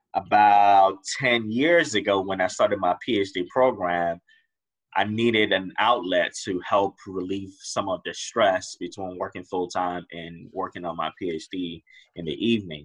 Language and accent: English; Riverdale, Maryland, United States; I grew up in Riverdale, Maryland.